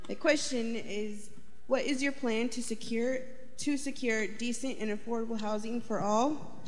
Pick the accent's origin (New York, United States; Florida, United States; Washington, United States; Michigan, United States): Washington, United States; Grays Harbor; I'm from Grace Harbor, Washington. There you'll find a lot of millennials trying to survive in a county with few options.